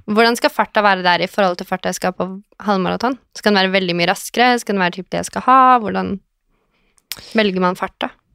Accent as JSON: {"language": "Norwegian", "town": "Larvik", "region": "Vestfold", "country": "Norway", "tie": "born or raised there", "said": "jeg er fra Larvik"}